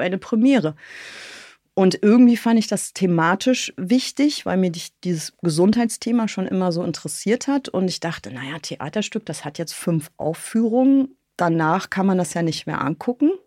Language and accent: German; North Rhine-Westphalia, Germany; born or raised there; moved away